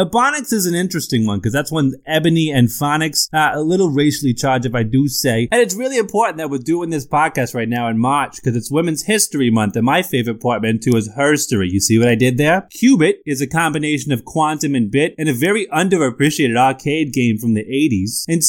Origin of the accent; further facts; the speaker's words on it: Bronx, New York, United States; I'm actually from the Bronx.